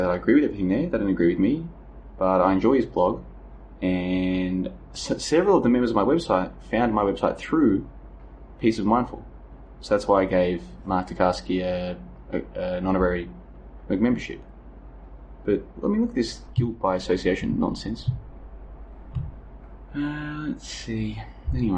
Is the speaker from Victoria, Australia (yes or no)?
yes; Melbourne, Victoria, Australia; the suburb I grew up in was the end of the line. It was the end of the metro network.